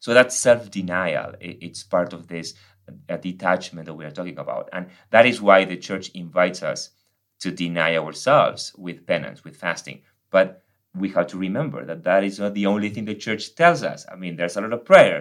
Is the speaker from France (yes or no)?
no; Argentina; English is a second language; moved away as an adult; now in United States; I'm from Argentina. I came to the States almost 13 years ago.